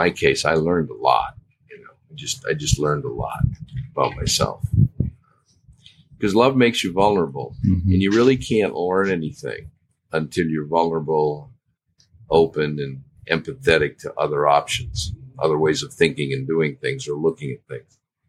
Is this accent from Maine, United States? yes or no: yes; Maine, United States; Yeah, just a kind of a country boy from Maine.